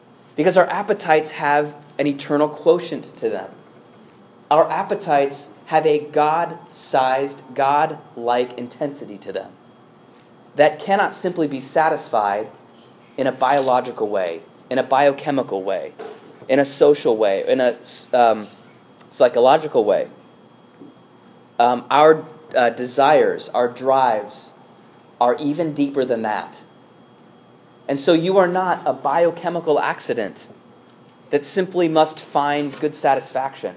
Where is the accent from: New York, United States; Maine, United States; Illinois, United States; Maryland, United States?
Illinois, United States; Chicago; as a Chicagoan